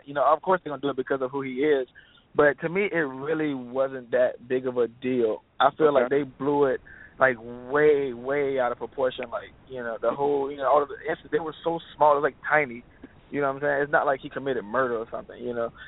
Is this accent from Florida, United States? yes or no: yes; Orlando, Florida, United States; It's my hometown. You know, I'm from Orlando, Florida